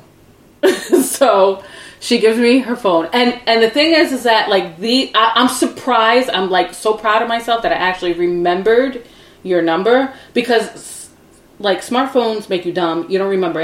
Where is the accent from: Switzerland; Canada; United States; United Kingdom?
United States; New York City, New York; moved away as an adult; also born or lived in Brooklyn, New York; I grew up on Staten Island